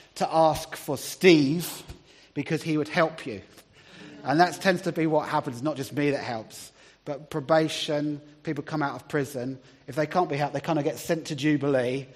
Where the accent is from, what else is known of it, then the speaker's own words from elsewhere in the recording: Brighton, South East England, United Kingdom; also born or lived in Middlesbrough; now in Hull, United Kingdom; I'm from Brighton originally